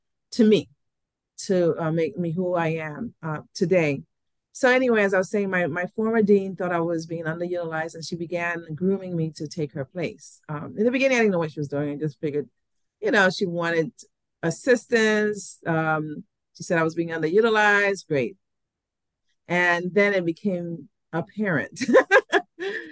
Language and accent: English; U.S. Virgin Islands; moved away; also born or lived in New York; while I was born in St. Thomas, I spent half of my childhood years in New York. I returned to St. Thomas first as a 10-year-old.